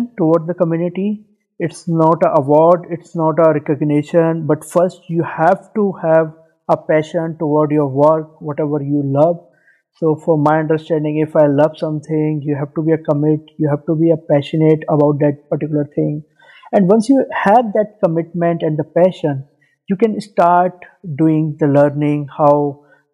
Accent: India; moved away as an adult; now in Dubai, United Arab Emirates; I'm from India, but currently living in Dubai, UAE, from last 5 years

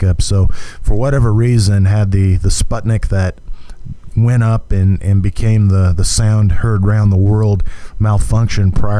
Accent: Hutchinson, Kansas, United States; I'm from Hutchinson originally, and so when I'd come back and visiting my hometown during breaks

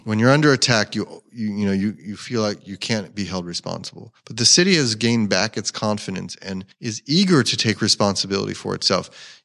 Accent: Bucks County, Pennsylvania, United States; moved away as an adult; also born or lived in Trenton, New Jersey (family); now in Philadelphia, United States; growing up in Bucks County

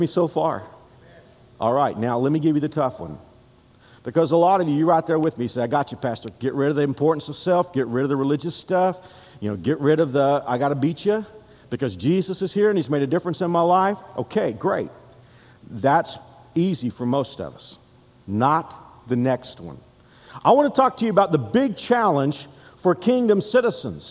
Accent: United States; now in Kansas, United States; I'm an American by birth, and I'm Kansan here

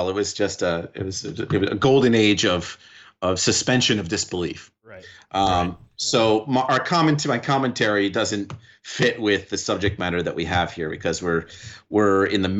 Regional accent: New York, United States; but as a New Yorker and as someone who spent time working with all with various communities

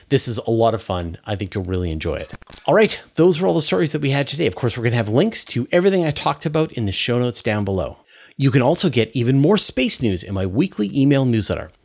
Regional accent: Canada; also born or lived in Vancouver Island; as a Canadian

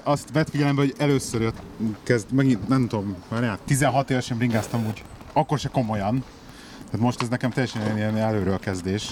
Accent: Budapest, Hungary; now in Birmingham, United Kingdom; otthon Pesten

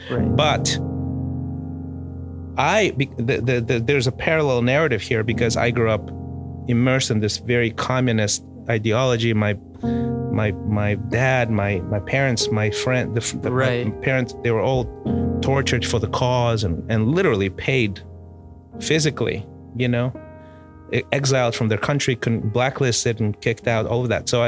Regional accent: Mozambique; we were growing up in Mozambique, but we would watch South African television

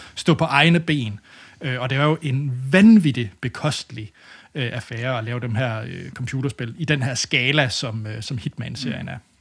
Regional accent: Denmark; som dansker

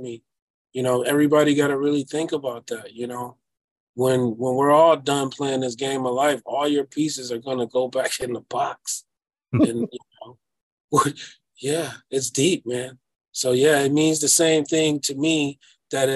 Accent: Detroit, Michigan, United States; I am from Detroit

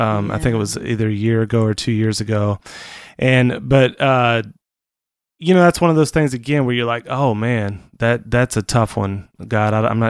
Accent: Portland, Oregon, United States; I'm from Portland. Enough said.

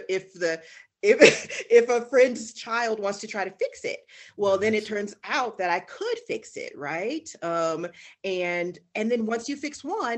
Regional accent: Texas, United States; I grew up in Texas.

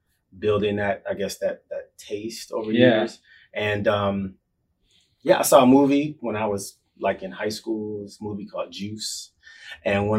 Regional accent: Lansing, Michigan, United States; I'm from Lansing, Michigan, the Midwest, and, middle-class family

